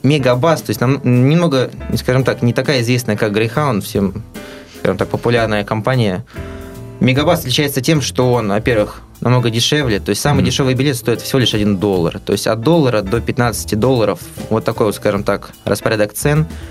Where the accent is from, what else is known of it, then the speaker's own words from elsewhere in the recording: Russia; мы из России